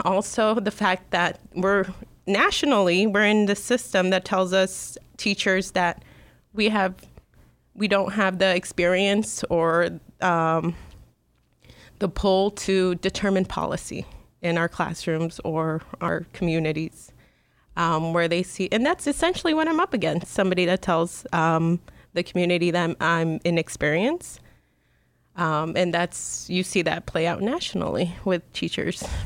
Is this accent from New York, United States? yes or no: no; Chicago, Illinois, United States; I grew up in Chicago's northwest side.